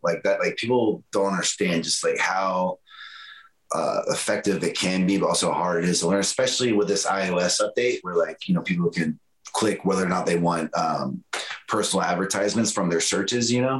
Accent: Florida, United States; I'm from Florida

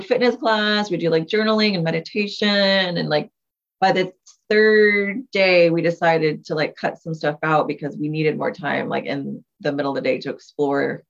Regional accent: Texas, United States; we're from Texas

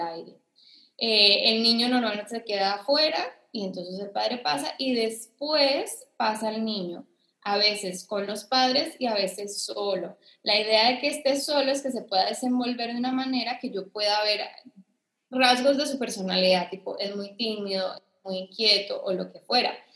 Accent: Costa Rica; also born or lived in Colombia; yo soy de Costa Rica

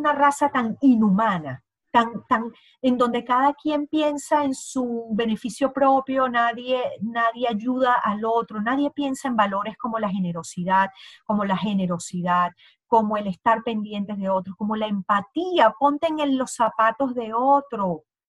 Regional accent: Venezuela; moved away; ambas somos venezolanas

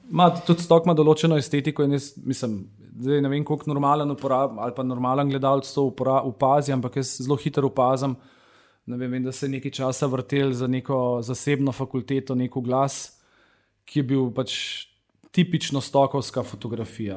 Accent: Slovenia; Slovenci smo

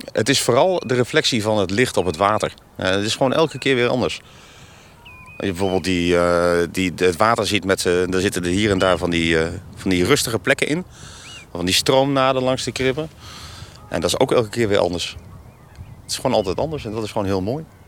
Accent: Wijhe, Overijssel, Netherlands; Ik ben zelf geboren en getogen in Weijen. Dat ligt natuurlijk ook aan de IJssel.

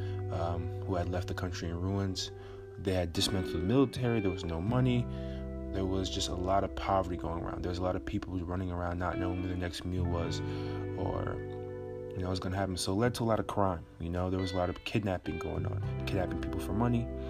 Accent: Port-au-Prince, Ouest, Haiti; I was born in Port-au-Prince, Haiti

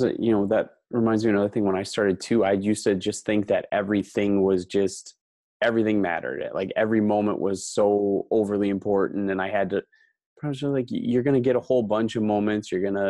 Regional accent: Cumberland, United States; I grew up in Cumberland and I taught in Houston. That was my first job.

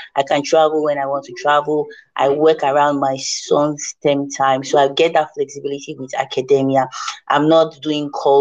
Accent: Niger Delta, Nigeria; I come from the Niger Delta

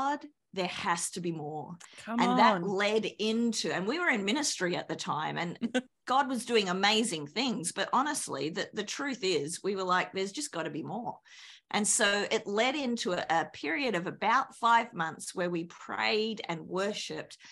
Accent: Australia; accent: Australian; moved away as an adult; also born or lived in New Zealand; now in United States; I'm an Aussie

